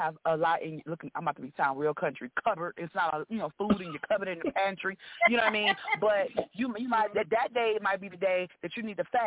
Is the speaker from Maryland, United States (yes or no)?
no; Houston, Texas, United States; moved away; also born or lived in Atlanta / Los Angeles; I'm from Houston, but by way of Atlanta.